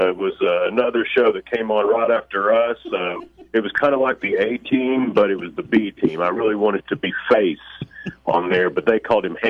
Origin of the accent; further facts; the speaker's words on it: Alabama, United States; We're both from Alabama, so it gets a little muddy.